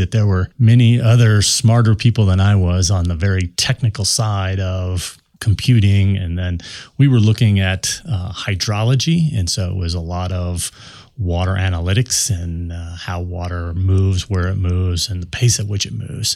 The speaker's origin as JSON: {"language": "English", "town": "Denver", "region": "Colorado", "country": "United States", "tie": "born or raised there", "said": "I'm a Denver native growing up in Colorado"}